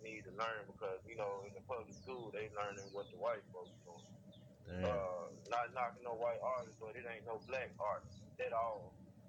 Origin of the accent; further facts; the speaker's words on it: Clarksdale, Mississippi, United States; moved away; also born or lived in Memphis; Where I'm from, a small town, I'm from Clarksdale, Mississippi